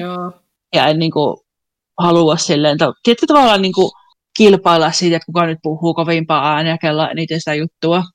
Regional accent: Finland; also born or lived in Kuopio; now in Copenhagen, Denmark; mä oon Suomesta

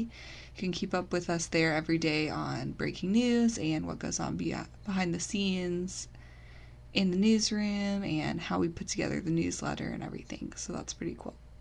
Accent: United States; as the American taxpayers

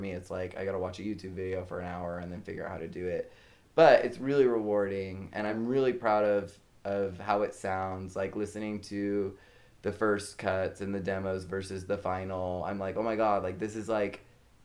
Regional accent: Liberty Hill, Texas, United States; I'm from Liberty Hill, which is north of Austin, just north of Austin, so it's like a suburb of a suburb.

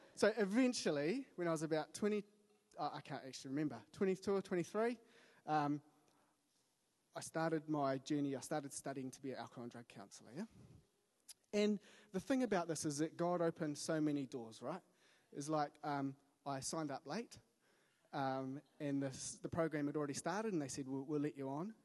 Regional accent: Wellington, New Zealand; I grew up in Wellington, so that's home

